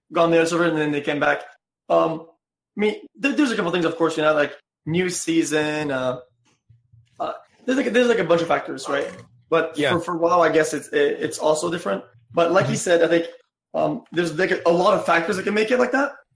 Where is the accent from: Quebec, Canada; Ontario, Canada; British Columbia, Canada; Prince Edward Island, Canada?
Quebec, Canada; I come from French Canada